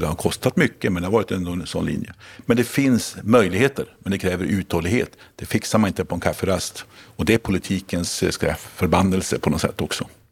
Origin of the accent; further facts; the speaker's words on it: Lycksele, Västerbotten County, Sweden; I min hemstad Lycksele